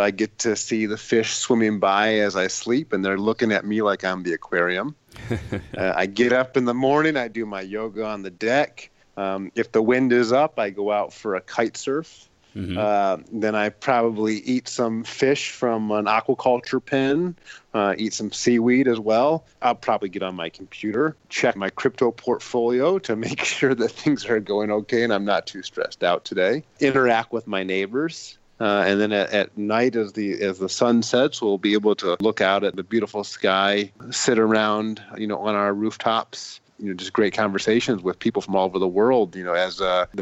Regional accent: United States; as an American

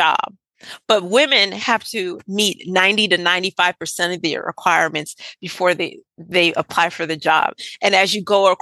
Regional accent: Northeast, United States; now in Southern United States; I was raised in the Northeast

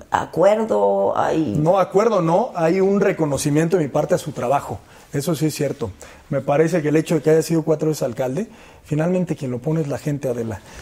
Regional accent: Michoacán, Mexico; Michoacán no solo somos eso, los michoacanos no solo somos eso.

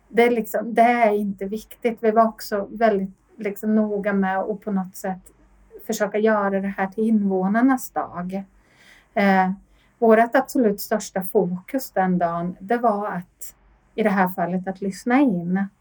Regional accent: Linköping, Östergötland, Sweden; moved away as an adult; now in Sollefteå, Sweden; är född och uppvuxen i Linköping men boende i en eh, familj utanför Sollefteå sedan 17 eh, år tillbaka

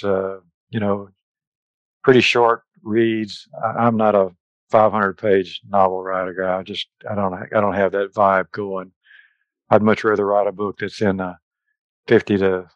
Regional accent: Texas, United States; I am from Texas.

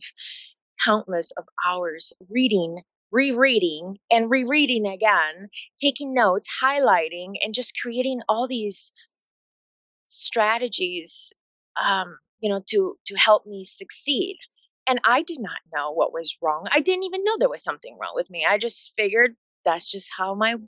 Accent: Bolivia; English is a second language; moved away; growing up in Bolivia

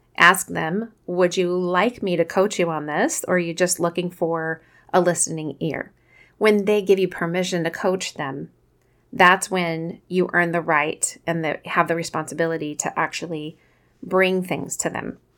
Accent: Kansas City, United States; accent: Midwestern; I'm from Kansas City, so maybe it's my, you know, our Midwestern pronunciation of the word

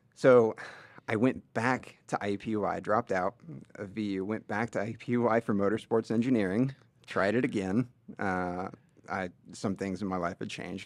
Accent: Linton, Indiana, United States; grew up in the small town of Linton, Indiana

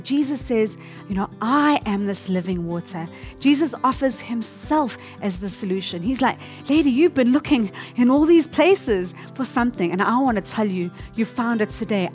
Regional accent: South Africa; now in Tokyo, Japan; I'm from South Africa, and my husband and I, we really love to go on a game safari trip whenever we go to visit our family there

